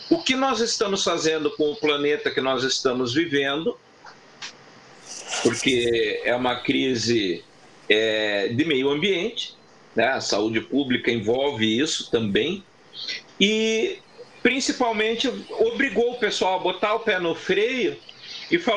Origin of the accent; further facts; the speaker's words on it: Curitiba, Paraná, Brazil; moved away; Eu, inclusive, eu sempre comento que eu vim de Curitiba é, buscando qualidade de vida.